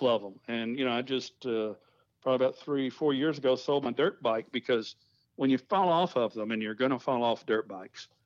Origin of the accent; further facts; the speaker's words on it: Nashville, Tennessee, United States; moved away as an adult; also born or lived in Milwaukee, Wisconsin / Texas; I was born and raised in Nashville, Tennessee